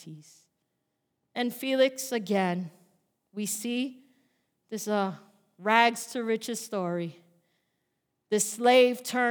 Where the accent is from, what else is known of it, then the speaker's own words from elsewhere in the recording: New York, United States; now in Bayonne, United States; I'm from New York